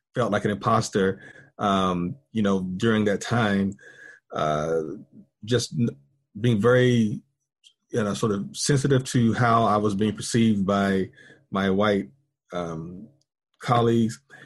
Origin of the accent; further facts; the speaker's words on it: Pilot Mountain, North Carolina, United States; moved away as an adult; also born or lived in Winston-Salem, North Carolina; now in Texas, United States; I am, uh, North Carolinian, and I was born in a small town called Pilot Mountain, North Carolina. Um, very rural town. When I was growing up, probably population around two or three thousand